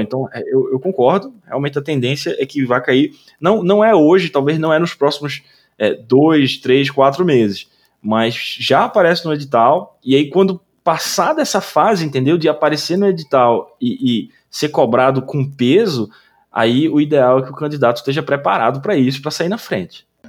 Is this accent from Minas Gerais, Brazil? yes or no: no; Recife, Pernambuco, Brazil; moved away; lá em Recife, até na, na minha terra natal